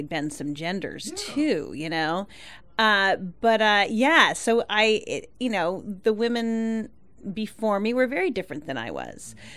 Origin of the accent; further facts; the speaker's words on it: Santa Barbara, California, United States; I'm from California, Santa Barbara, California